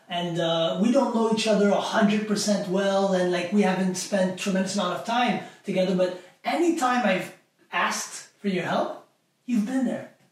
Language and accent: English; Montreal, Quebec, Canada; I grew up in an area uh, that was pretty rough growing up in Montreal